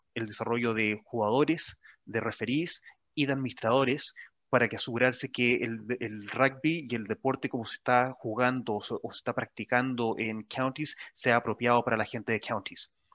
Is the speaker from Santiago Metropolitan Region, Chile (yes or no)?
yes; Santiago, Santiago Metropolitan Region, Chile; moved away as an adult; now in New Zealand; San Cristóbal porque esa es la montaña o el cerro más cercano donde yo me crié o donde yo nací